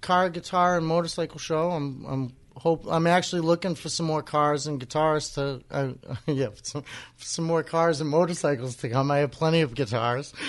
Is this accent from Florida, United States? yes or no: no; Wareham, Massachusetts, United States; I grew up in Wareham and, and spent a lot of time in Onset.